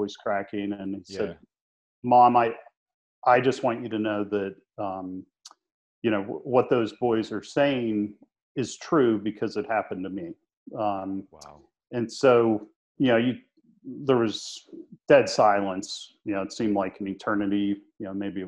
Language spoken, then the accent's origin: English; Pittsburgh, Pennsylvania, United States; We grew up in Pittsburgh, Pennsylvania